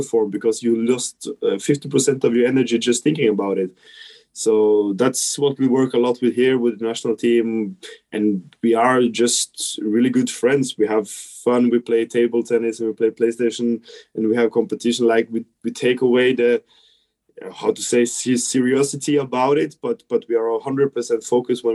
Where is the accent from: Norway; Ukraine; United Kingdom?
Norway; Trondheim, Trøndelag; to be home in my hometown